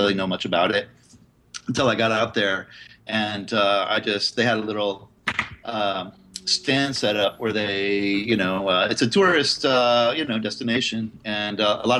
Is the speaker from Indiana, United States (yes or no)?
yes; Indianapolis, Indiana, United States; moved away as an adult; now in San Francisco, United States; I grew up in the Midwest, Indiana, in Indianapolis. And I moved to San Francisco in 1996.